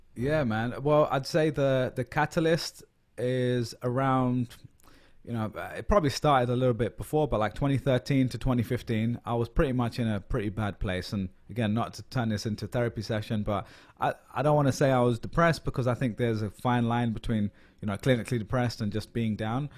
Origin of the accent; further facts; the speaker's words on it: London, United Kingdom; moved away as an adult; now in New York, United States; I'm a Londoner